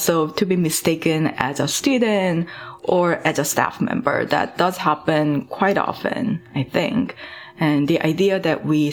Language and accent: English; South Korea; also born or lived in Madison, Wisconsin, United States; now in Toronto, Canada; I'm originally from South Korea